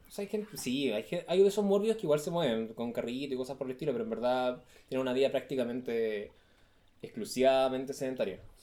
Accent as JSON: {"language": "Spanish", "country": "Chile", "tie": "born or raised there", "said": "Chile, que es el, país donde yo nací"}